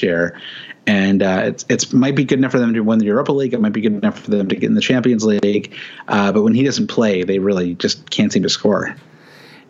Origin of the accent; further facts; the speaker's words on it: United States; As an American